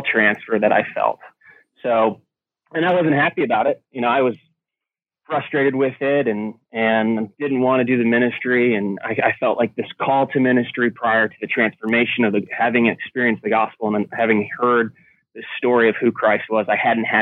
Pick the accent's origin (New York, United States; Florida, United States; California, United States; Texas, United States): New York, United States; Carthage; So it was a little town in Carthage, New York, a town of about 3,000-4,000 people